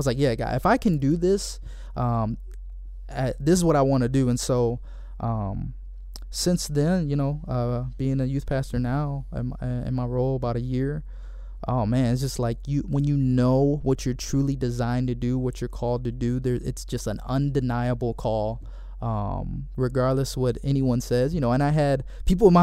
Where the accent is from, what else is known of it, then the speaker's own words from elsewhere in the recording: Cleveland, Ohio, United States; moved away as an adult; now in Michigan, United States; I went to school here in Michigan, but I'm originally from Cleveland, Ohio